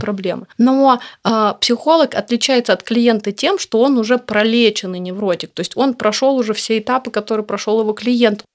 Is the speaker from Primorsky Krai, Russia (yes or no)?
yes; Vladivostok, Primorsky Krai, Russia; moved away as an adult; now in Moscow, Russia; Я из Владивостока, и я училась в Дальневосточном федеральном университете